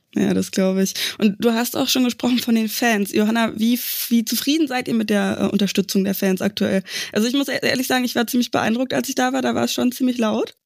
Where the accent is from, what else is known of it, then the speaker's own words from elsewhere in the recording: area around Berlin, Brandenburg, Germany; now in Leipzig, Germany; ich komme aus dem Umland von Berlin